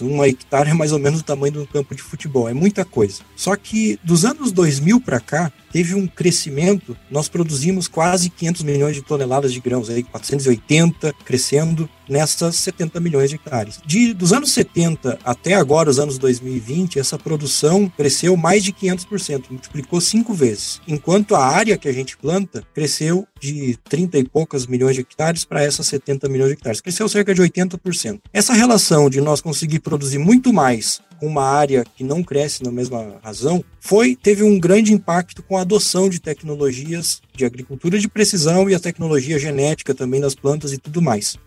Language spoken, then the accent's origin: Portuguese; Maquiné, Rio Grande do Sul, Brazil; Eu sou gaúcho, Nasci numa cidadezinha minúscula, pequena, Maquiné, tem 7 mil habitantes